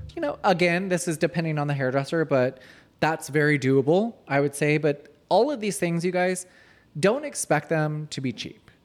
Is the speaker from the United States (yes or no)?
yes; Marietta, Georgia, United States; I grew up in Marietta.